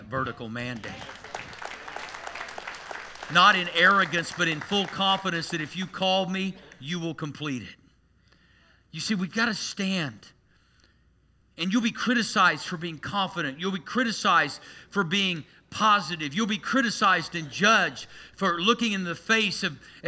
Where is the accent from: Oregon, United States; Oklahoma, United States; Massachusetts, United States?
Oklahoma, United States; Tulsa; growing up in Tulsa.